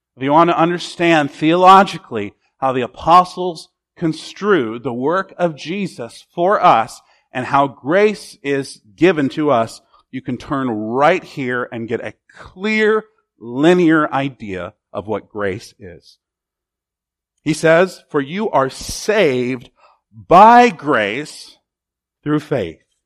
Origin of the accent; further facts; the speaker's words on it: United States; As an American